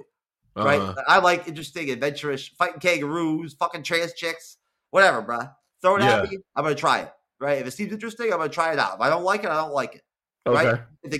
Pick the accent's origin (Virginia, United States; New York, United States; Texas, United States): New York, United States; At least when I grew up in New York.